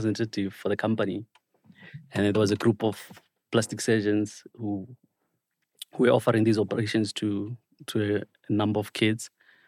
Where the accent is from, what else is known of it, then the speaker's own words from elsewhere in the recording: Matatiele, Eastern Cape, South Africa; moved away as an adult; also born or lived in KwaZulu-Natal / Johannesburg / United Kingdom; So I'm from Matatiele. That's my home. I grew up in Matatiele